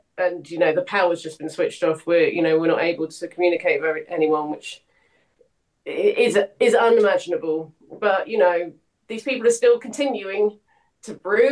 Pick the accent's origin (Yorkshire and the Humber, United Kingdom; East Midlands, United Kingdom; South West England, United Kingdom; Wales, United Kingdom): South West England, United Kingdom; St Austell; I grew up in St Austell in Cornwall